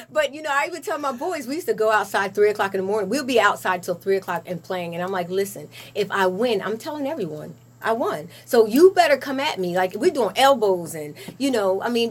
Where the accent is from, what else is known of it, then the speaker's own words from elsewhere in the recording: Lawrence Township, New Jersey, United States; I'm actually from Lawrence. Born and raised.